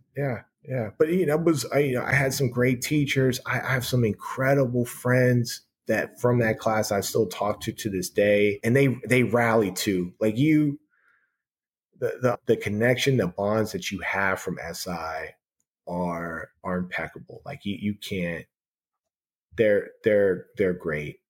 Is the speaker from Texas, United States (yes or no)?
no; San Francisco, California, United States; moved away; growing up in San Francisco where I was because I, I was born on a uh, Page and Steiner in the Fillmore district